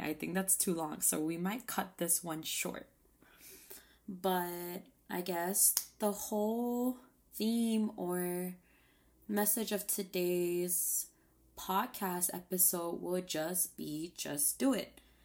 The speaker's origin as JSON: {"language": "English", "town": "Saipan", "country": "Northern Mariana Islands", "tie": "born or raised there", "moved": "as an adult", "said": "I just moved back to my hometown of Saipan."}